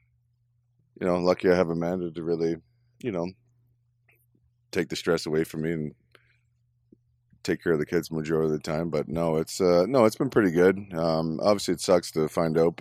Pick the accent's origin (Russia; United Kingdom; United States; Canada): Canada; Orono, Ontario; I'm from Orono. Population Orono when I was a kid was 800 people